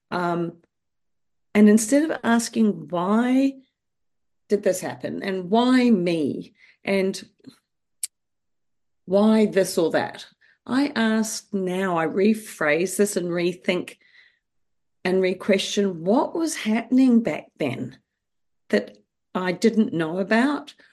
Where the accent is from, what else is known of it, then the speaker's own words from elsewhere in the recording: New Zealand; Well, um, yes, I grew up in New Zealand.